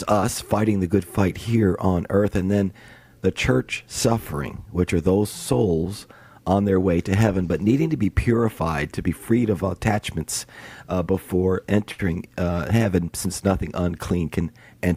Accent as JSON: {"language": "English", "region": "New York", "country": "United States", "tie": "born or raised there", "said": "growing up in New York where it was snowy."}